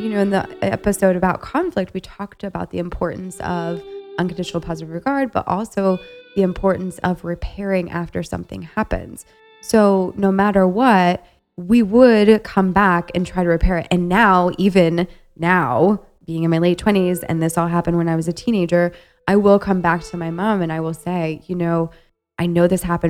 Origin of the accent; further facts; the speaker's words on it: Ohio, United States; moved away as an adult; now in Chicago, United States; I'm originally from Ohio, from a small town that has about 30,000 people